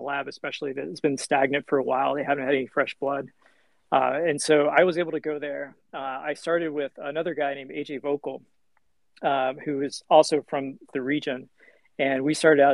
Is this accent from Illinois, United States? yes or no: no; Kentucky, United States; moved away as an adult; also born or lived in Albuquerque, New Mexico / Indianapolis, Indiana / Evansville, Indiana; Born and raised in Kentucky, went to med school there.